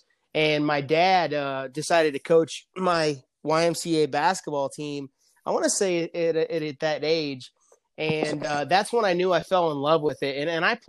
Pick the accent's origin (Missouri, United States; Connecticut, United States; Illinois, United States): Illinois, United States; Canton; moved away as an adult; also born or lived in Kansas / Florida / San Francisco / Tulsa; growing up in Canton, Illinois, 14,000 people, small town, about 2.5 to 3 hours south of Chicago, about 45 minutes from Peoria, Illinois.